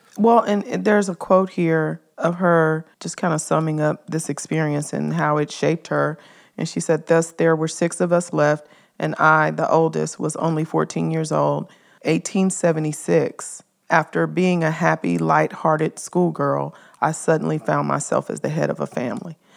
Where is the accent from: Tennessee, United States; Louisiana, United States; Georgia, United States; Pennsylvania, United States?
Tennessee, United States; Memphis; Memphis. That's my hometown